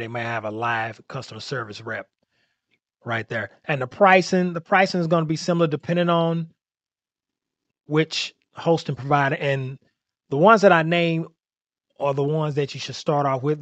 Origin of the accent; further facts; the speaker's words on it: St. Louis, Missouri, United States; I'm from Saint Louis, Missouri